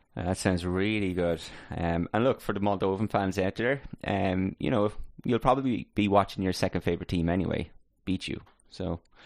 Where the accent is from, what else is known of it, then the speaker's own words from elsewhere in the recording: Ireland; we're obviously Irish